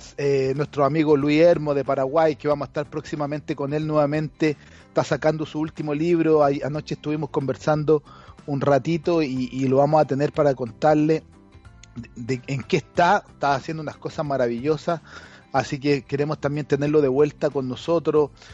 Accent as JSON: {"language": "Spanish", "country": "Chile", "moved": "yes", "said": "Desde Chile también hay mucha gente que nos sigue desde, desde mi país de origen"}